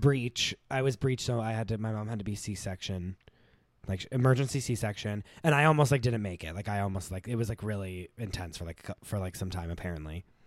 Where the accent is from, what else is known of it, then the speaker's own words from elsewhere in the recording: New Castle, Pennsylvania, United States; moved away; born in Newcastle, Pennsylvania, um, which is an hour north of Pittsburgh, fifteen minutes from the Ohio border.